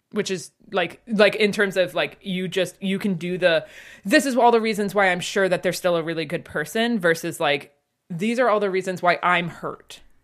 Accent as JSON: {"language": "English", "region": "Northeast", "country": "United States", "tie": "born or raised there", "said": "I grew up in the Northeast"}